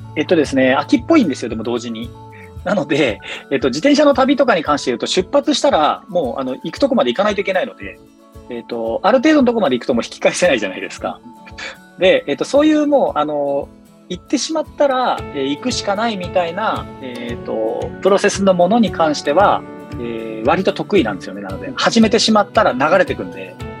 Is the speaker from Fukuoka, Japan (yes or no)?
yes; Fukuoka, Japan; moved away as an adult; also born or lived in Chiba / Kanto; 僕はまず、あの、地元が福岡です。えー、福岡県の福岡市で生まれた